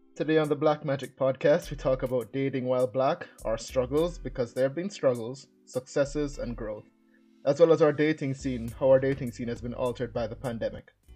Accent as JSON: {"language": "English", "country": "Jamaica", "tie": "born or raised there", "moved": "yes", "said": "I was born and raised in Jamaica"}